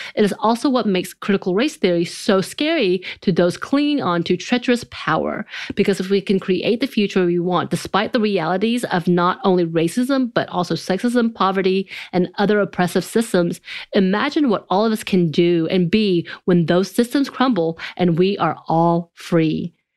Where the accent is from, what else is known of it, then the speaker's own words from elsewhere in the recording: the South, United States; growing up in the South, uh, in a very country and rural area